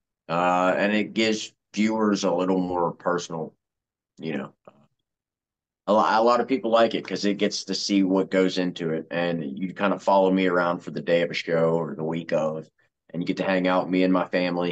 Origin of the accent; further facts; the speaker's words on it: Uniontown, Pennsylvania, United States; Uniontown, Pennsylvania, my hometown